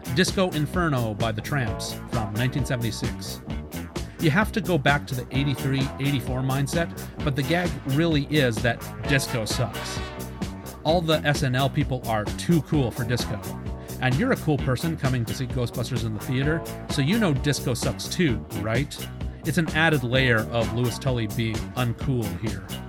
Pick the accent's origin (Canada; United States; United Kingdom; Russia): Canada; I'm Canadian